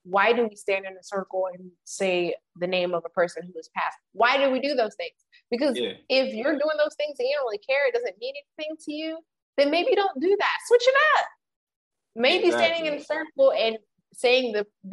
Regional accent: United States; as an American

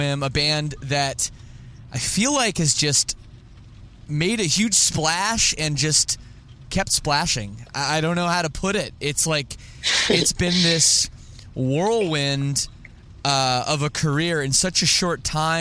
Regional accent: Toronto, Ontario, Canada; I'm from Toronto area

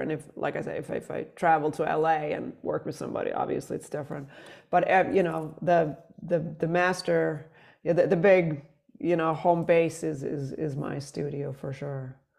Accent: Sweden; moved away as an adult; now in New York, United States; I'm from Sweden originally

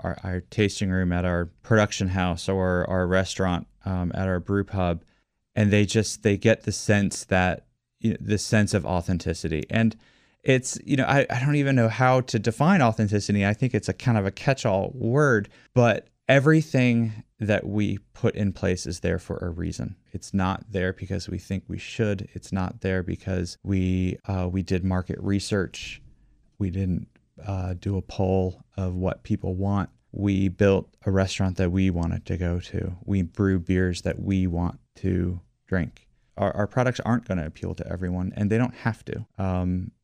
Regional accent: Washington, District of Columbia, United States; also born or lived in McLean, Virginia; I have been in love with my hometown forever

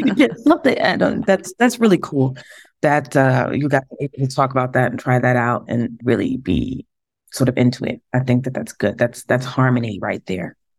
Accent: New York City, New York, United States; also born or lived in Harlem; We grew up in the Bronx together

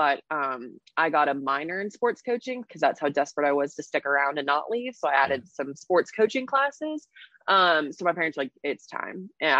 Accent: Tampa, Florida, United States; moved away as an adult; also born or lived in Auburn, Alabama / Atlanta; I guess I grew up in Tampa. My family is from Philly. So I definitely have some northern roots in me, but they moved to Tampa right before I was born. So they've been there 27 years.

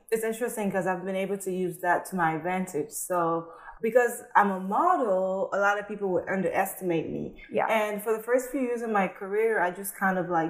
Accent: Atlanta, Georgia, United States; English is a second language; also born or lived in French-speaking country; So I grew up in a French speaking country, so I speak Fulani, French, and English. Wow. And I grew up in Atlanta

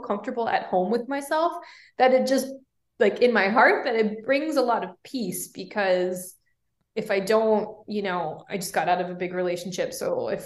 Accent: Reno, Nevada, United States; moved away as an adult; also born or lived in New York City; my hometown is in Reno, Nevada

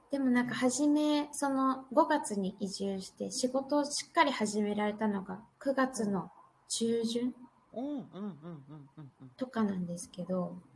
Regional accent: Northern Ireland, United Kingdom; 生まれも育ちもやっぱこっちなんで考え方もどっちかっていうと、アイリッシュ系の考え方

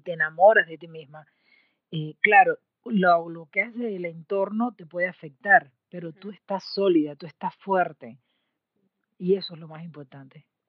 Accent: Cuba; moved away as an adult; also born or lived in Mexico; cuando yo salí de Cuba, eh, mi querida patria, eh, para estudiar en México

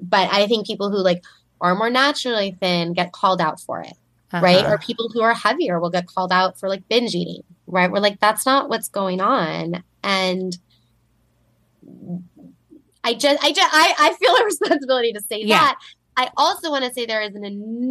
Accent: Southern California, United States; moved away as an adult; I do live in Southern California and I grew up here

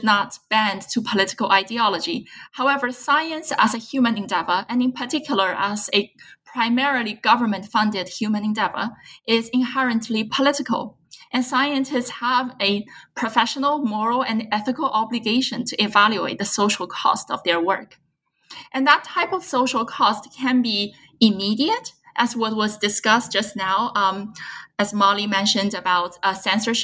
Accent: China; moved away as an adult; now in United States; born and raised in China, and I came to the US in 2009 for graduate school, and I've been living and working here since.

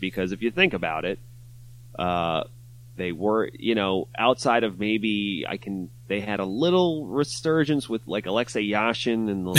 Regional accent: Long Island, New York, United States; now in Brooklyn, United States; I grew up on Long Island

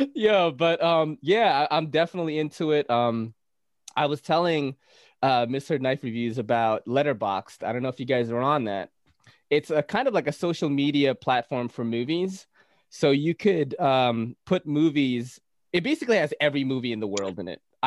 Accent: Naga, Bicol Region, Philippines; now in New York City, United States; I came from the Philippines. I was born in Naga City, like kind of, you know, Naga's the snake. But I was born in Naga City, very superstitious place.

